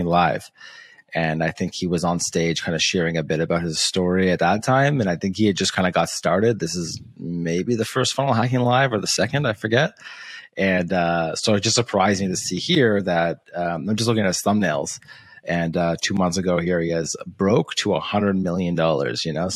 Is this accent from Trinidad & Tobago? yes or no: no; Canada; because I'm Canadian